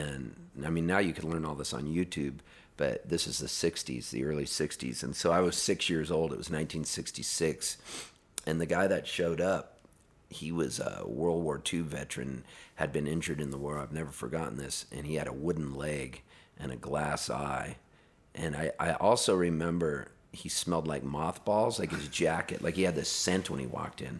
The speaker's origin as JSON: {"language": "English", "town": "Pasadena", "region": "California", "country": "United States", "tie": "born or raised there", "also_born_or_lived": "Canada", "said": "we moved from Canada when I was a little kid to Southern California, and we were Dodger fans 'cause we lived in Pasadena"}